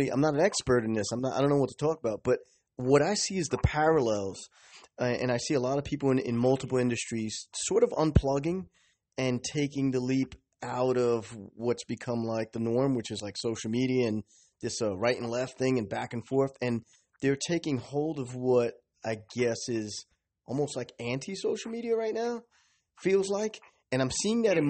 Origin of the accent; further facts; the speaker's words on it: New York City, New York, United States; I'm born and raised in Manhattan, Lower East Side